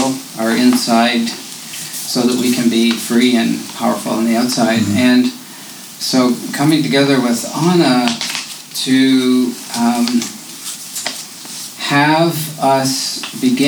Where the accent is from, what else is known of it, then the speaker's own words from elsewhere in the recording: Canada; now in United States; I grew up as a Canadian